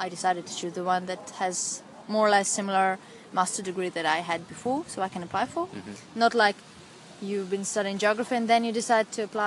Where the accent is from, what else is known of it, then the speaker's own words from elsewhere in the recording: Ukraine; moved away as an adult; also born or lived in Russia / Kyiv, Ukraine; now in Portugal; I was born in Russia. I have Ukrainian nationality because most of the time I lived in Ukraine.